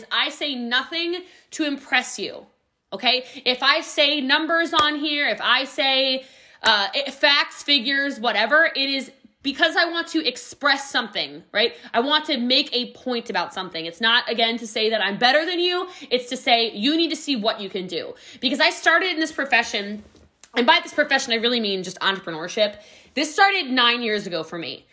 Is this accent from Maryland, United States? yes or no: yes; Middletown, Maryland, United States; now in Frisco, United States; I'm from Frederick County, Maryland